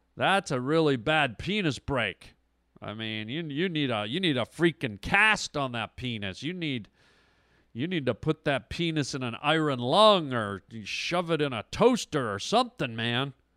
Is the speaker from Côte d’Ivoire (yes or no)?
no; Toronto, Ontario, Canada; now in Los Angeles, United States; I'm from Toronto, Canada